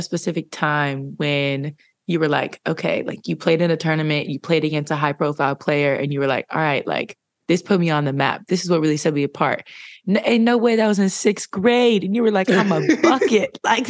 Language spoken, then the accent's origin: English; California, United States; I'm from California.